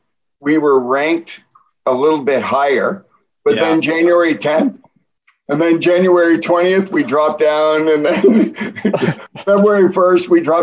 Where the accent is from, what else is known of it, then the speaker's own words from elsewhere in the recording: Peterborough, Ontario, Canada; Kevin and I grew up together in Peterborough and played together from the time we were 8 years old